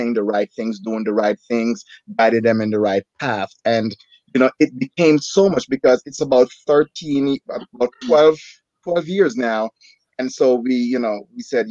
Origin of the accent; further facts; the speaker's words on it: Jamaica; moved away; also born or lived in New Jersey; I'm from Jamaica.